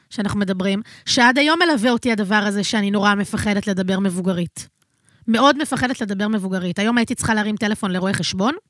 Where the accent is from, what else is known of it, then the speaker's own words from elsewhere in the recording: Tel Aviv, Tel Aviv District, Israel; אני נולדתי בתל אביב